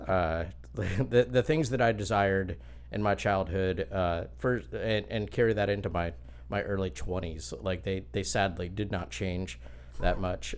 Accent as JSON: {"language": "English", "town": "Lakeland", "region": "Florida", "country": "United States", "tie": "born or raised there", "said": "I grew up in Lakeland, just down the road"}